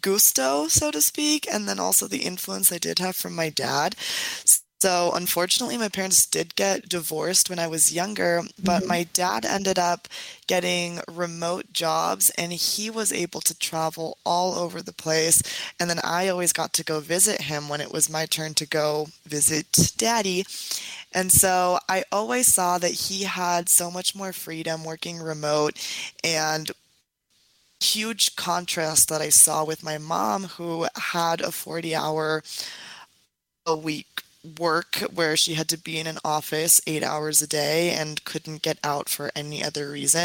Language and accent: English; San Diego, California, United States; now in Mexico City, Mexico; I grew up in San Diego, California, to a very interesting set of parents.